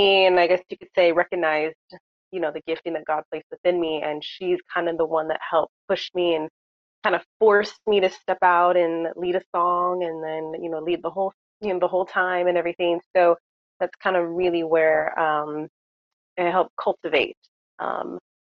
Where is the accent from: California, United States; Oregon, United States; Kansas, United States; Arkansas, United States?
California, United States; Southern; I was born and raised in Southern California